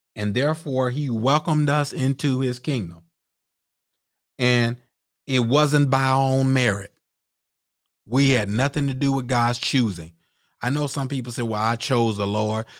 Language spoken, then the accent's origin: English; Mississippi, United States; I was born and raised in Mississippi.